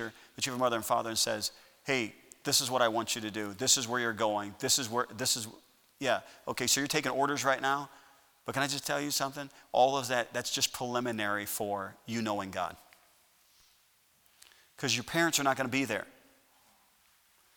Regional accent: Sauk Village, Illinois, United States; moved away as an adult; now in Lawrence, Kansas, United States; when I was growing up in Sauk Village

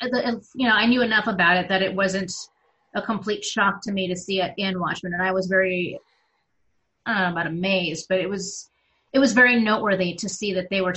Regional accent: Arizona, United States; I am from Arizona

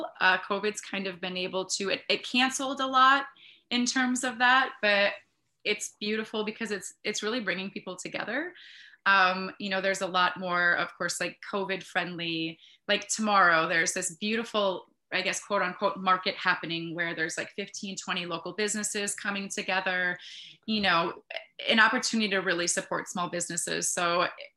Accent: Northeast Wisconsin, United States; also born or lived in Kenosha, Wisconsin / Utah / Green Bay, Wisconsin / Sturgeon Bay, Wisconsin; moved up to Northeast Wisconsin when I was in second grade. And so, yeah, I was raised here

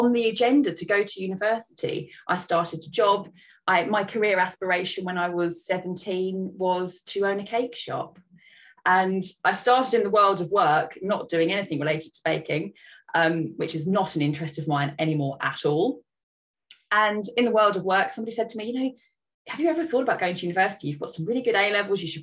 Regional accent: Brighton, South East England, United Kingdom; born or raised there; moved away as an adult; also born or lived in Oxford

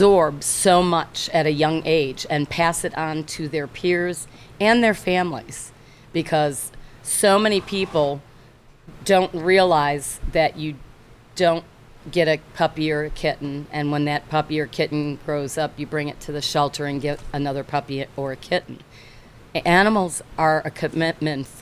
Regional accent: Chicago, Illinois, United States; moved away as an adult; also born or lived in Evanston, Illinois / Barrington, Illinois / Naperville, Illinois / Florida; I was born in Evanston, raised in Barrington and Naperville

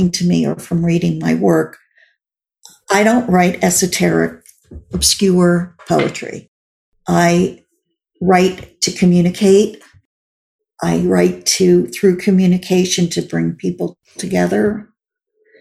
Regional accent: Glen Rock, New Jersey, United States; also born or lived in New York City, United States; now in Los Angeles, United States; I grew up in Bergen County, in a small town there

